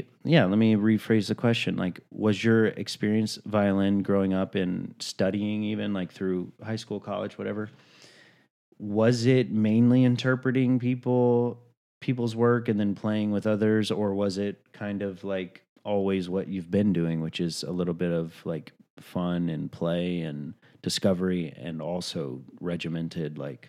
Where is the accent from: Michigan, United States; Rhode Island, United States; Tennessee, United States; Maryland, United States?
Tennessee, United States; Chattanooga; And so I grew up in Chattanooga, Tennessee, mm-hmm. not very close to the beach.